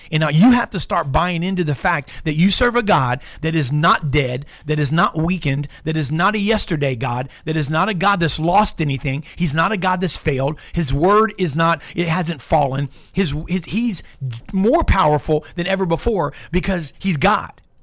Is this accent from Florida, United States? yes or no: yes; Tampa, Florida, United States; born and raised in Tampa